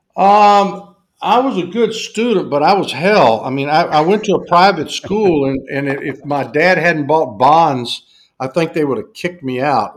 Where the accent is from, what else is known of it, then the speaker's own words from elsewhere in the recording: the South, United States; accent: Southern, mountain talk; because of my accent.